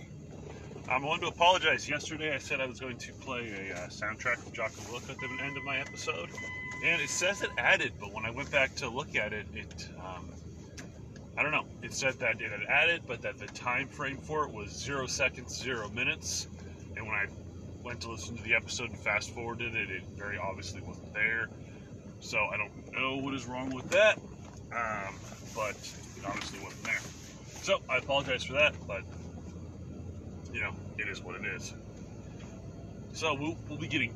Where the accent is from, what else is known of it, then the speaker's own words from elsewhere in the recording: United States; us as American citizens